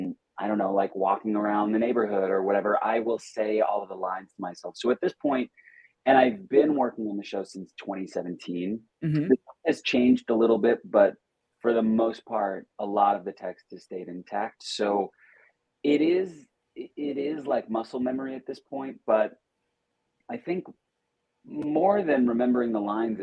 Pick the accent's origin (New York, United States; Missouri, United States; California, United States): New York, United States; Long Island; I'm from Long Island, and there might have been these things that were very specific to my school or my town